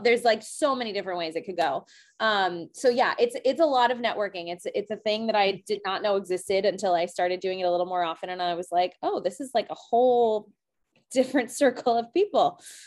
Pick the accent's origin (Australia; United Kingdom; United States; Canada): United States; New England; moved away as an adult; now in Seattle, United States; growing up in New England